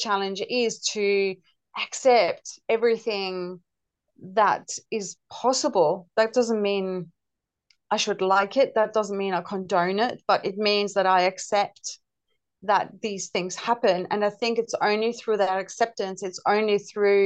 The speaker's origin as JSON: {"language": "English", "country": "Denmark", "also_born_or_lived": "United Kingdom", "moved": "yes", "lives_now": "Australia", "said": "So I'm originally from Denmark and I lived in various European countries, including the UK. But I've lived in Australia since 97."}